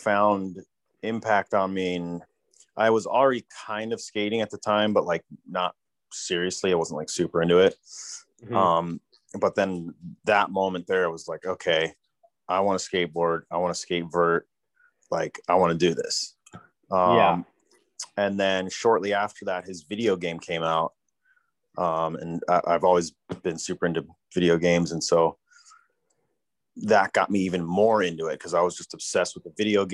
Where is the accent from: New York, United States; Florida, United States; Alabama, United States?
New York, United States; New York City; I grew up in New York City. I was born and raised in New York